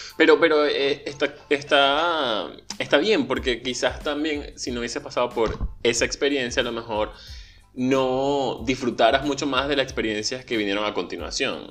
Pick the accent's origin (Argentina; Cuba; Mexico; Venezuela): Venezuela; moved away; yo crecí en Venezuela